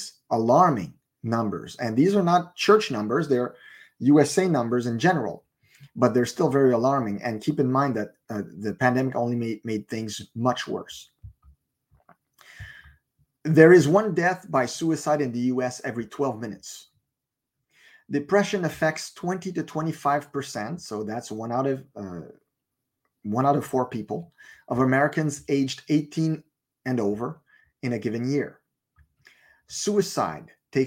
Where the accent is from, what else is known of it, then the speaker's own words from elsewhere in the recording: Montreal, Quebec, Canada; moved away; I'm originally from Montreal